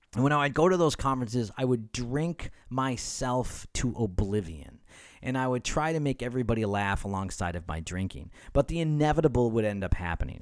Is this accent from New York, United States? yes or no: yes; Rochester, New York, United States; also born or lived in Cleveland, Ohio; now in Southern California, United States; Di and I grew up in Rochester, New York